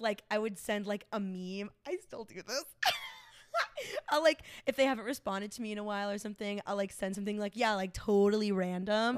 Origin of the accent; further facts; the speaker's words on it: Smyrna, Georgia, United States; moved away as an adult; also born or lived in East Cobb, Georgia; now in Chicago, United States; I grew up in Smyrna before the gentrification.